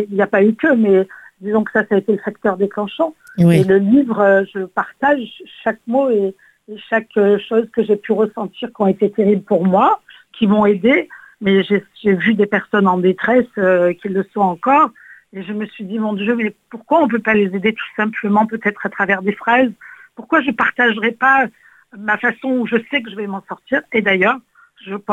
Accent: Nîmes, Occitania, France; J'aimerais me retourner sur, chez nous en Occitanie vous savez que je suis nimoise et combien euh, j'aime

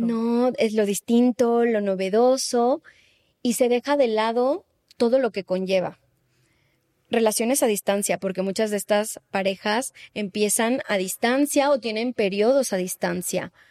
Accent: Mexico City, Mexico; moved away as an adult; now in Spain; yo vengo de la Ciudad de México

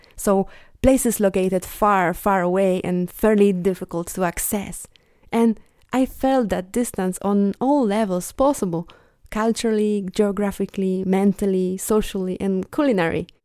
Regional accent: Bielsko-Biała, Silesian Voivodeship, Poland; moved away; my hometown, Bielsko-Biała

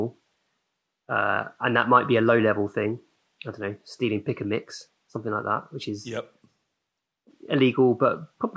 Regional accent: Hemel Hempstead, East of England, United Kingdom; I grew up in Hemel Hempstead in Boxmoor

